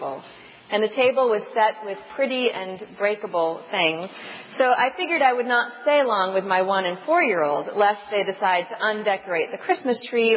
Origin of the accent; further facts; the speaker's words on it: Rhode Island, United States; now in Cambridge, United States; my hometown Catholic priests in Rhode Island